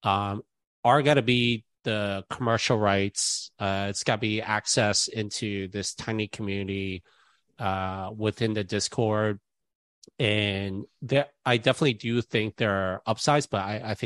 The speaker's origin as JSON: {"language": "English", "town": "New York City", "region": "New York", "country": "United States", "tie": "born or raised there", "said": "I'm New York City, born and raised"}